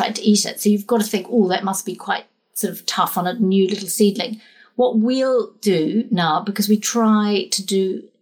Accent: New Zealand; now in England; I'm a Kiwi as well

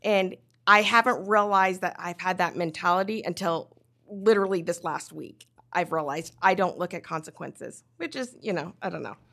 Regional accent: Nephi, Utah, United States; also born or lived in Korea / Pleasant Grove, Utah; I grew up in Nephi, Utah

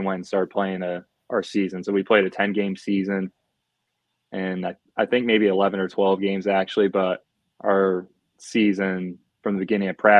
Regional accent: Rittman, Ohio, United States; moved away as an adult; also born or lived in Upper Peninsula, Michigan; I'm from Rittman, Ohio. Went to Rittman High School, graduated there in 2017

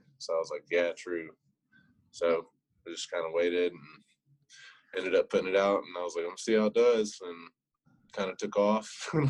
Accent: Paris, Texas, United States; moved away as an adult; also born or lived in Sulphur Springs, Texas; now in Lubbock, United States; But I'm originally from Northeast Texas, up in Paris, and also claim Sulphur Springs a little bit too, because I went to school out in Yanis for 2 years, so I know some folks out in that direction also. But I live in Lubbock now. I've been there for about 3 years now

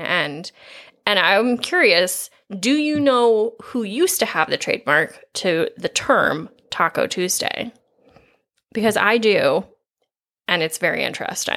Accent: Midwest, United States; as Midwesterners

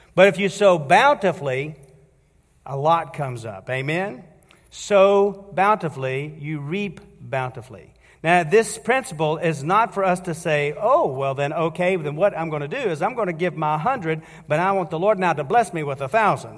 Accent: United States; And as American citizens

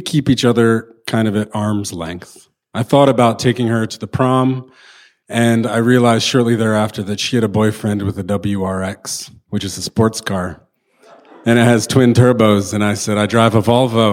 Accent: Downingtown, Pennsylvania, United States; I grew up in Downingtown, Pennsylvania, which is a small town on the suburbs of Philadelphia

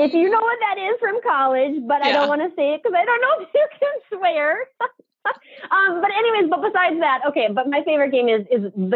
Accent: Bismarck, North Dakota, United States; also born or lived in Mandan, North Dakota / Regan, North Dakota; me growing up in Mandan, Bismarck

